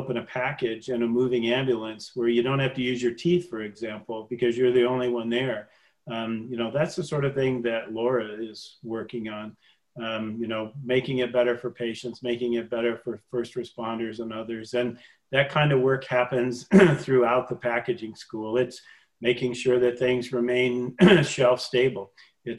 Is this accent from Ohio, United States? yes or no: no; Michigan, United States; We're both from Michigan